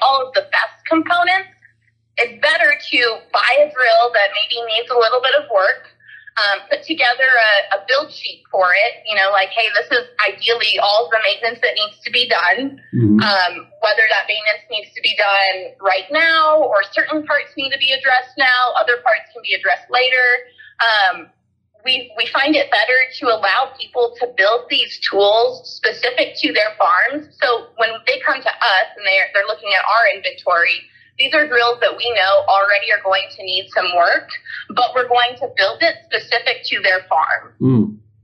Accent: Highlands Ranch, Colorado, United States; I grew up in Highlands Ranch, which is south of Denver, Colorado

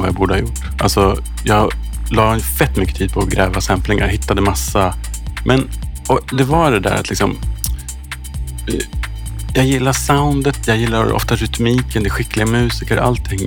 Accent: Sweden; jag är uppvuxen i svensk arbetarklass

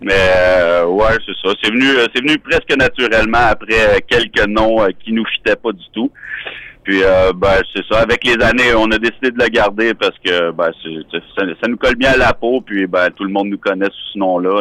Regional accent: Quebec, Canada; en tant que Québécois

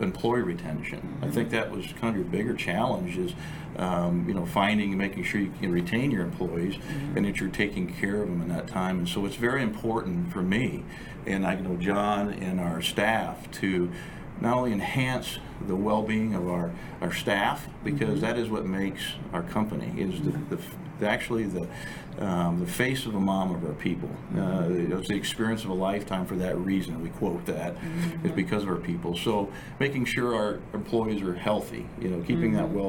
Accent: Texas, United States; now in Hawaii, United States; we're from Texas

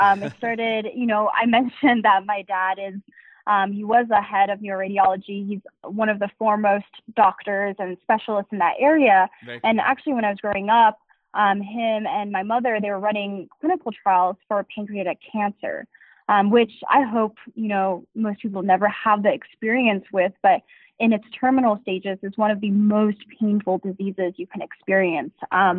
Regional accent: Durham, North Carolina, United States; born there; also born or lived in Asia; I was born in North Carolina.

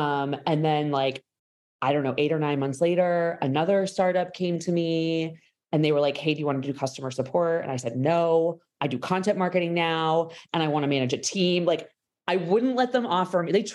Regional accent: Boston, Massachusetts, United States; I'm from Boston.

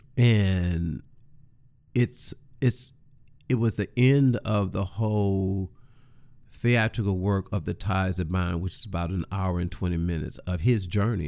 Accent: East St. Louis, Illinois, United States; I am originally from East Saint Louis, Illinois.

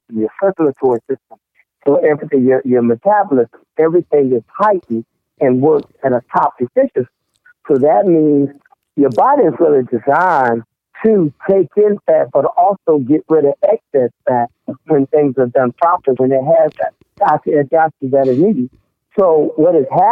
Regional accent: Norfolk, Virginia, United States; moved away; down in my hometown in Norfolk, Virginia

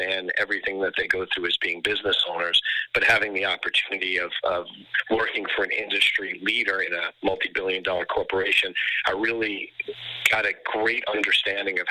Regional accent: New York, United States; moved away as an adult; now in Florida, United States; I'm in Florida now, but originally I'm from New York

